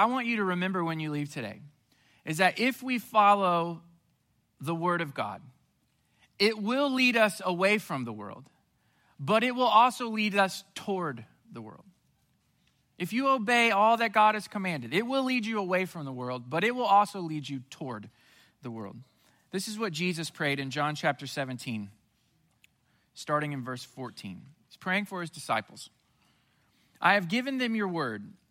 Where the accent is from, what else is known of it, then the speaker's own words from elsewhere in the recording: Southwest Missouri, United States; When I was growing up in Southwest Missouri as a teenager